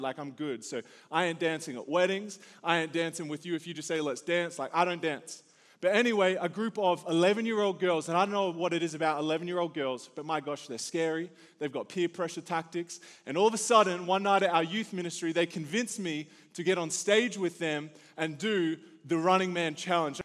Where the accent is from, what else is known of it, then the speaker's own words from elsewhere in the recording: Australia; now in United States; the Aussie coming to your country